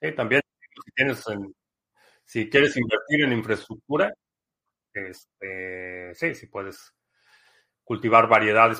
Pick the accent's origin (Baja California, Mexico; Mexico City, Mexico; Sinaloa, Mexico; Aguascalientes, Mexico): Mexico City, Mexico; now in United States; crecí en, en la Ciudad de México, o en centros urbanos